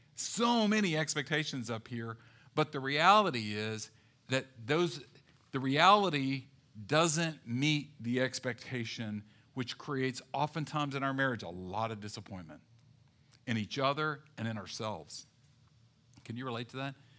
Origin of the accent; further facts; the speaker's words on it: the South, United States; growing up in the South